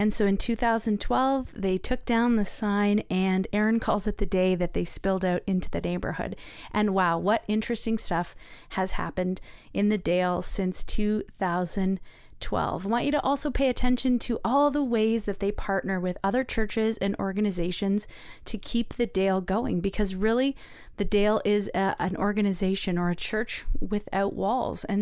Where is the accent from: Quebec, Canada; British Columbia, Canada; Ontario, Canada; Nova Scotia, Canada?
Ontario, Canada; Mississauga; I was born in Mississauga, so I tried to be born in Toronto.